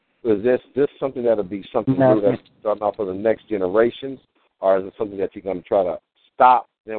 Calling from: Los Angeles, California, United States; I am calling from Los Angeles

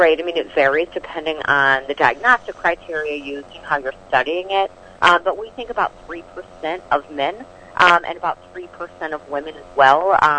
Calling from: Chicago, Illinois, United States; So I'm calling in from Chicago today.

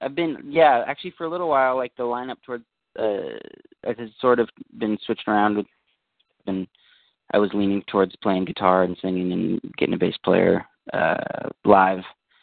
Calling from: Santa Cruz, California, United States; I'm calling from the Bay Area, Santa Cruz.

